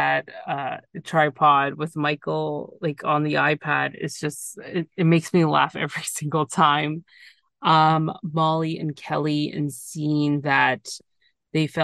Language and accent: English; Canada; I'm from Canada.